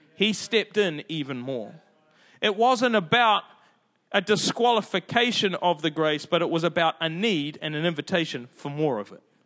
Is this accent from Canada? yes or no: no; Auckland, New Zealand; I'm from South Auckland